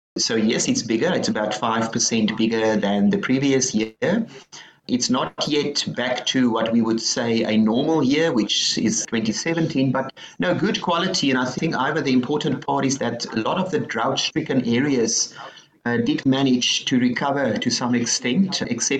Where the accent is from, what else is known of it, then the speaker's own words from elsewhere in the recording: Stellenbosch, Western Cape, South Africa; I grew up in Stellenbosch